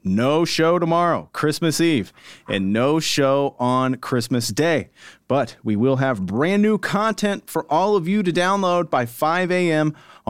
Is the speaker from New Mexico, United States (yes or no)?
no; Alton, Illinois, United States; I'm from Alton.